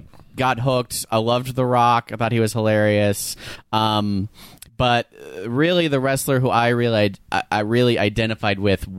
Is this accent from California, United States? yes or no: yes; West Hills, California, United States; I'm actually from here originally.